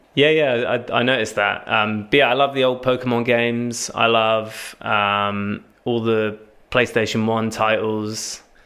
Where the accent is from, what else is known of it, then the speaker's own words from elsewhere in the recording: Cambridge, East of England, United Kingdom; now in Southampton, United Kingdom; I'm originally from Cambridge